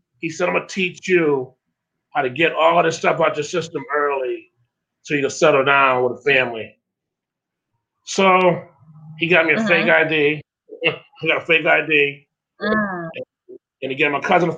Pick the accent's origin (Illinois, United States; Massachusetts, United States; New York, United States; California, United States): Massachusetts, United States; Springfield; I was born and raised in Springfield with a huge, huge family